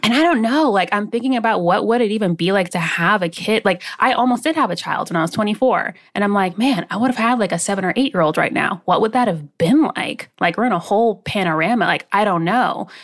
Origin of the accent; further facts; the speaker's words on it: West Palm Beach, Florida, United States; also born or lived in Maryland; Then we moved from Maryland, when I, where I was born, down to West Palm Beach, Florida. And so I was raised in my grandfather's home